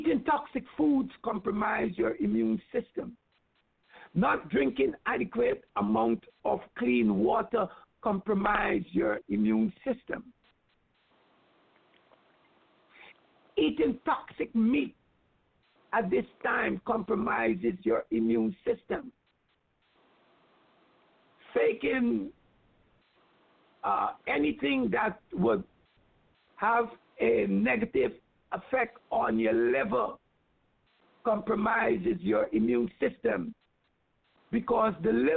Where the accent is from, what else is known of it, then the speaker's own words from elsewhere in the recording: Guyana; moved away; as a child growing up in Guyana